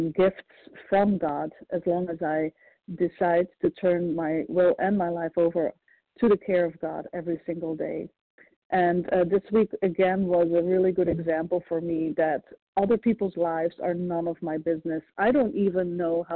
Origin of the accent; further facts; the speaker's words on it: Belgium; also born or lived in Florida; now in Ohio, United States; I'm originally from Belgium, living in Ohio, and currently in Florida